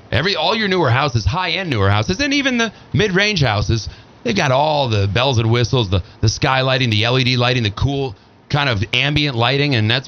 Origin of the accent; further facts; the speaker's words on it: Oak Park, Illinois, United States; I was born in Oak Park, Illinois, 2 blocks from the home of Frank Lloyd Wright.